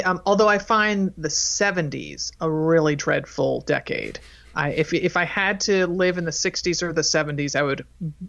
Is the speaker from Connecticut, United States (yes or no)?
yes; Connecticut, United States; now in Portland, United States; Oh, I grew up in Connecticut. That explains a lot. Yeah. So, but now that I live here in Oregon